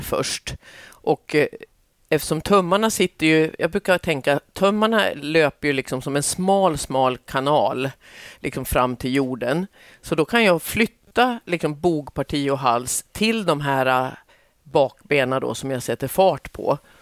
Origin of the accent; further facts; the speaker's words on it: southern Norrland, Sweden; Jag är ju uppväxt i södra Norrland